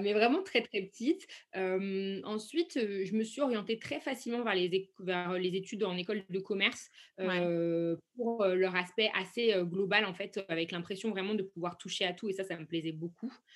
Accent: Saint-Étienne, Auvergne-Rhône-Alpes, France; moved away as an adult; now in Paris, France; je suis originaire de Saint-Étienne et je vis à Paris depuis peu de temps

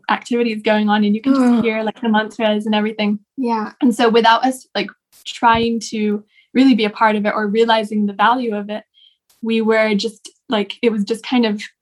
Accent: Rishikesh, Uttarakhand, India; were really able to appreciate how much we'd learned living in Rishikesh and growing up in India and to understand how unique that is

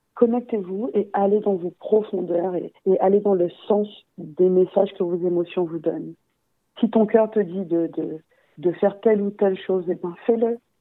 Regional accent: Guadeloupe; je suis guadeloupéenne

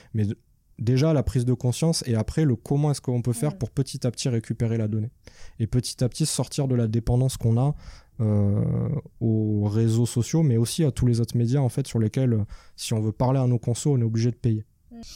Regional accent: Nîmes, Occitania, France; also born or lived in Paris; now in Montpellier, France; je suis de Nîmes

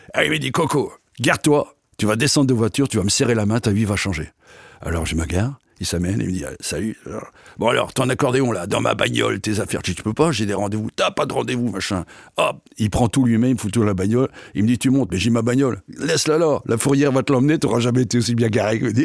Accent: Rue, Hauts-de-France, France; moved away; also born or lived in Menton; Je suis né à Rue

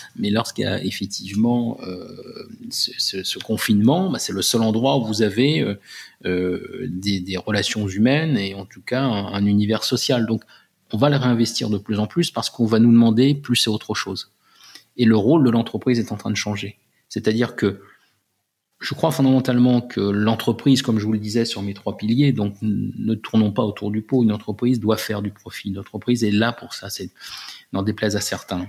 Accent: France; J'étais le seul Français dans l'équipe de direction

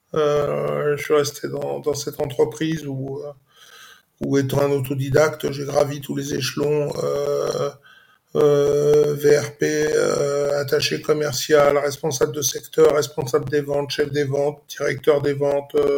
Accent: Saint-Denis, Île-de-France, France; also born or lived in Istres; je suis né à Saint-Denis, j'ai grandi

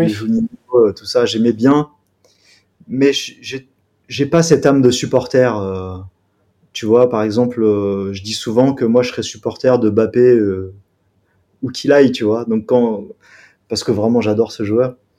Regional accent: Grenoble, Auvergne-Rhône-Alpes, France; je viens de Grenoble.

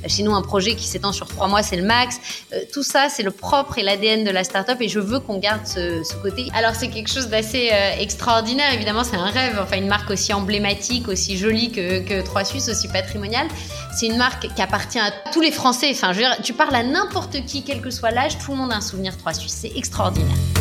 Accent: United States; now in France; j'ai grandi aux États-Unis

